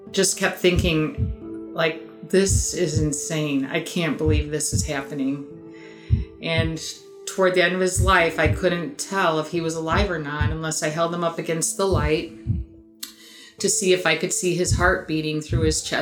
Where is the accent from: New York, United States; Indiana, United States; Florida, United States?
Indiana, United States; first person to happen on an accident in my home state of Indiana.